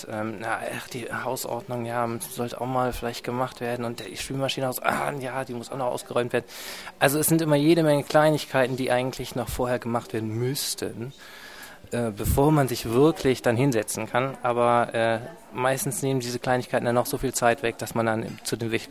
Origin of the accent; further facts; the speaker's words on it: Aachen, North Rhine-Westphalia, Germany; now in Dresden, Germany; Ich komme ursprünglich aus Aachen und wohne jetzt in Dresden und studiere hier an der HTW Dresden